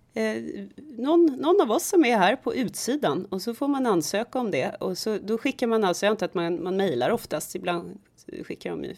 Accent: Stockholm, Stockholm County, Sweden; det är ju samma sak med mig som är stockholmare

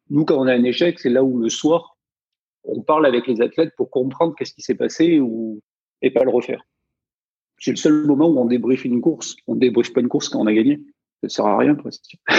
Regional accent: Provence-Alpes-Côte d'Azur, France; Moi, je venais des montagnes, donc euh, dans les Hautes-Alpes

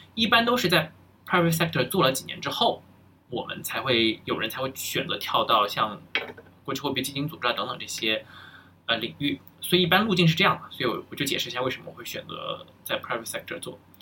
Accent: China; moved away as an adult; now in United States; 我是愿意回到，非常渴望甚至是想回到国内的

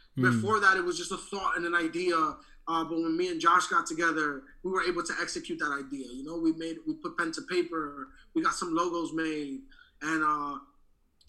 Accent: New York City, New York, United States; we're from Uptown, New York City. It's a predominantly Dominican neighborhood

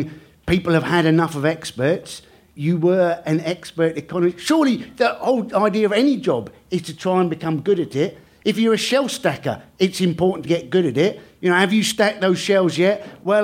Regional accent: Cornwall, South West England, United Kingdom; I grew up in Cornwall.

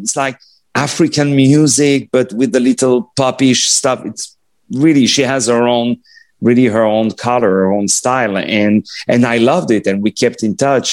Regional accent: Paris, Île-de-France, France; first language French; English is a second language; moved away; when I was in Paris and I grew up in Paris

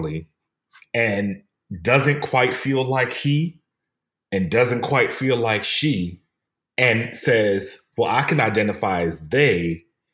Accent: New York City, New York, United States; I'm from New York

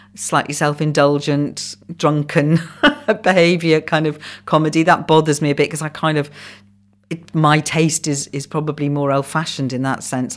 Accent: Wales, United Kingdom; first language Welsh; English is a second language; English is my second language. Welsh is my first.

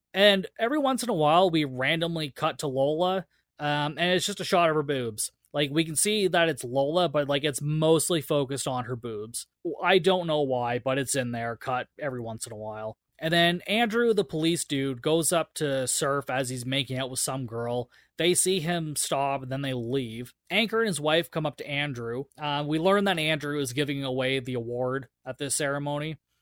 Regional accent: Canada; I'm Canadian

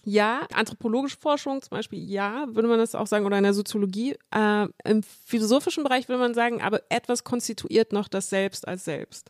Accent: Munich, Bavaria, Germany; ich bin in München geboren und aufgewachsen

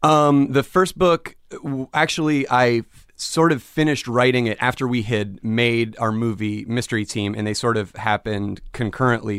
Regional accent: Phoenix, Arizona, United States; moved away as an adult; also born or lived in New York; I'm from Phoenix, Arizona

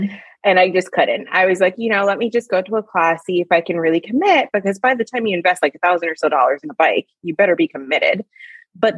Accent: Long Island, New York, United States; I'm a Long Island girl

